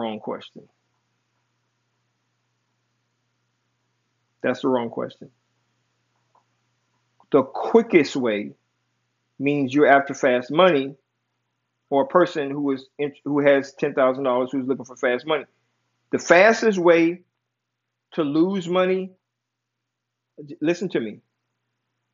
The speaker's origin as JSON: {"language": "English", "country": "United States", "tie": "born or raised there", "said": "I am from America. I was born and raised in America"}